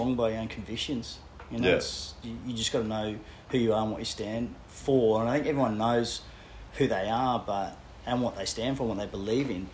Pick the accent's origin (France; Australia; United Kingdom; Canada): Australia; Brisbane, Queensland; also born or lived in Papua New Guinea / Netherlands / Tasmania; Did most of my growing up in a suburb called Corinda in Brisbane